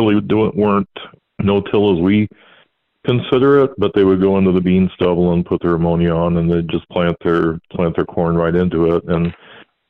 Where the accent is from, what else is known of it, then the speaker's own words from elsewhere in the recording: New Lenox, Illinois, United States; also born or lived in Joliet, Illinois; now in North Dakota, United States; I was born in Joliet and then raised in New Lenox, which is about 6 miles outside of town